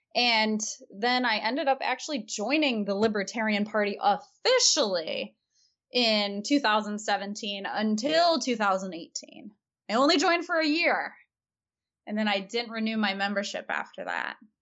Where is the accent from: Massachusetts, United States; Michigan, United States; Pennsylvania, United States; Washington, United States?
Michigan, United States; Hillsdale College, which is in Michigan, my home state